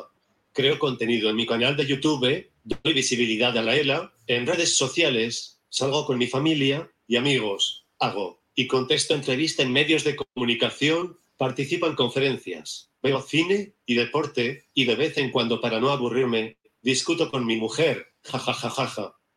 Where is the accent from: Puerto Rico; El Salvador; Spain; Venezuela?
Spain; Barcelona, Catalonia; soy de Barcelona